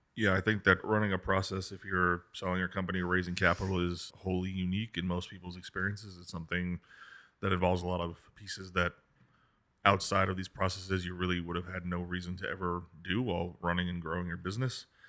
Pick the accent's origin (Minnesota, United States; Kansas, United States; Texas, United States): Kansas, United States; moved away; I grew up in Kansas